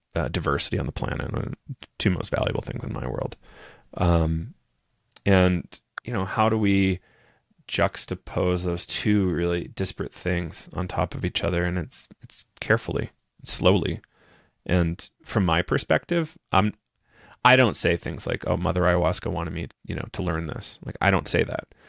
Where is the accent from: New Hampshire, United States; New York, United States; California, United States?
New Hampshire, United States; now in Colorado, United States; I'm from New Hampshire, uh, in the United States originally. Uh, grew up on a small little farm. Um, and now I'm living in Colorado